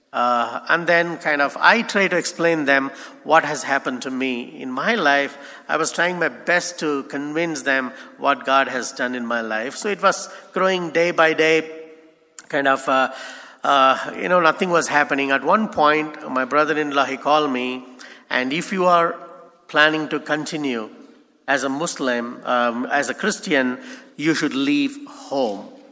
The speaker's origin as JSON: {"language": "English", "country": "India", "said": "as Indian I cannot go to Pakistan"}